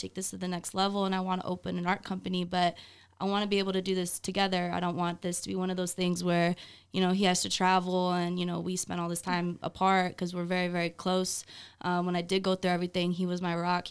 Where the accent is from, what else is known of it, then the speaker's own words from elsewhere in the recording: Southern California, United States; moved away as an adult; now in Las Vegas, United States; We're both Cali kids. I moved here 6 years ago, but I was born and raised SoCal